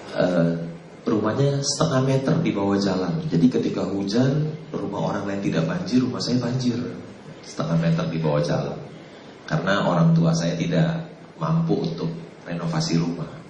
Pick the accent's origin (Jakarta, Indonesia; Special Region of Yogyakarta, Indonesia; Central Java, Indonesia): Jakarta, Indonesia; Saya eh, lahir di Jakarta 56 tahun yang lalu.